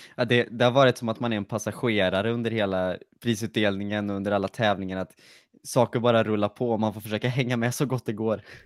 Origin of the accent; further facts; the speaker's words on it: Lidköping, Västra Götaland, Sweden; Jag kommer från Lidköping.